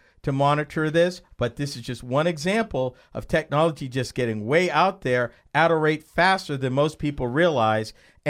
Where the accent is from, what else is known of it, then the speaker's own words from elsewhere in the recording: United States; as an American